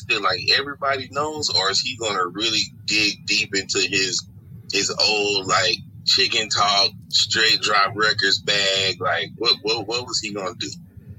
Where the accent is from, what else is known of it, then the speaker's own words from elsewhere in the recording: Atlanta, Georgia, United States; I was born and raised in Atlanta, Georgia. I grew up on the west side of Atlanta.